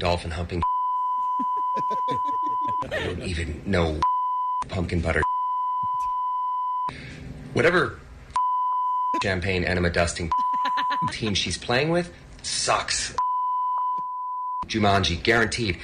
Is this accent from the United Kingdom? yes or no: no; Canada; I'm Canadian